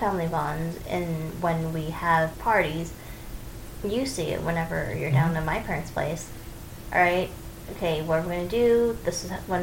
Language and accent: English; United States; a first-generation American Chinese